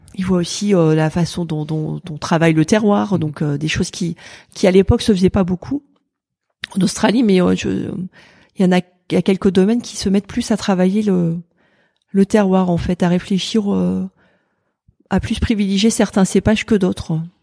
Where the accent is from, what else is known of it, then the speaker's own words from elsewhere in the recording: Pas-de-Calais, Hauts-de-France, France; moved away as an adult; also born or lived in Lille / Montpellier; now in Burgundy, France; je suis originaire du Pas-de-Calais